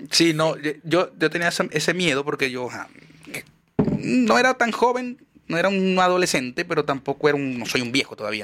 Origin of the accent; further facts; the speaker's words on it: Maracaibo, Zulia, Venezuela; moved away; yo soy maracucho